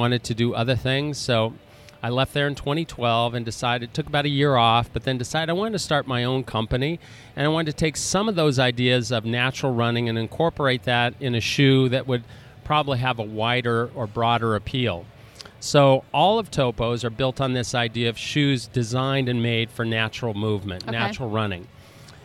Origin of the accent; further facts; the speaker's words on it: Golden, Colorado, United States; moved away as an adult; also born or lived in Tulsa, Oklahoma; now in Boston, United States; Originally, I'm from Colorado. Grew up in Golden, Colorado